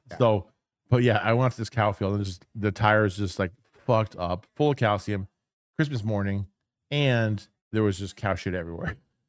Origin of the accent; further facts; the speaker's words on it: Portland, Oregon, United States; so I grew up in Portland.